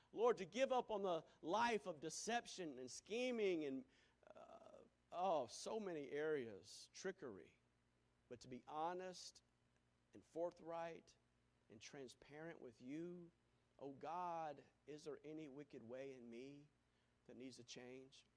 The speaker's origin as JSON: {"language": "English", "town": "Greenville", "region": "South Carolina", "country": "United States", "also_born_or_lived": "Wisconsin", "said": "I'm from Greenville, South Carolina."}